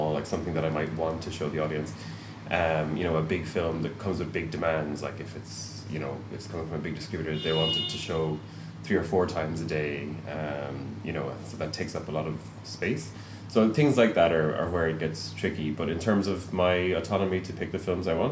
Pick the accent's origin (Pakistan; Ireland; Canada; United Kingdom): Ireland; Tipperary, Munster; now in Galway, Ireland; I'm from Tipperary